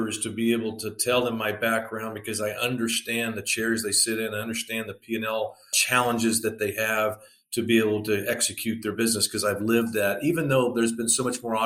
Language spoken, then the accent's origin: English; Plano, Texas, United States; I grew up in the Dallas-Fort Worth, Texas area, Plano to be exact.